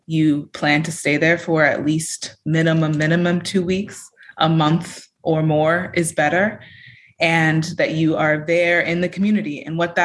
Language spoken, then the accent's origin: English; California, United States; now in Europe; I have Joy and Stay Grounded in Europe, where my home and base is, but I'm from California